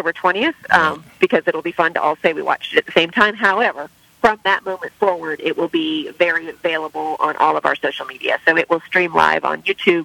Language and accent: English; San Diego, California, United States; I'm from San Diego. So Del Mar was at my home track